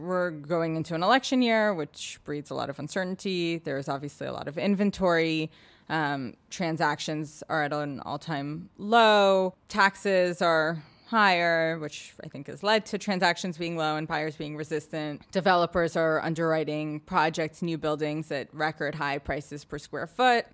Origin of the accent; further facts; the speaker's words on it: New York City, New York, United States; also born or lived in Boston; I grew up in Soho, in a loft